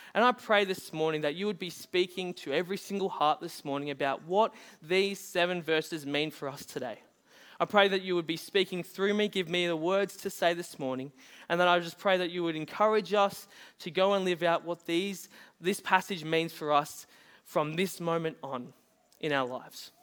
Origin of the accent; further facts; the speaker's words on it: Bunbury, Western Australia, Australia; moved away; I was born in Bunbury, which was over in W A.